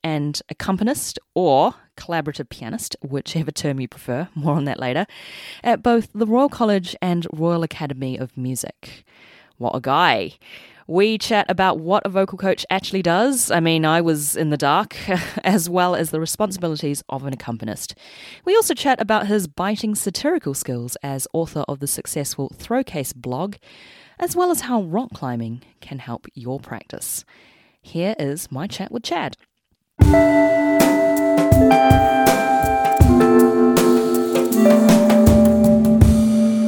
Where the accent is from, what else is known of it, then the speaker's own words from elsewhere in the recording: Auckland, New Zealand; moved away as an adult; also born or lived in Sydney, Australia; now in London, United Kingdom; I was born and raised in Auckland, New Zealand, hence the accent